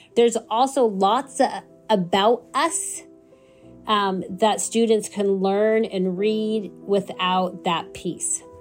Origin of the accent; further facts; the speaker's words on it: United States; I am American. and I'm Palestinian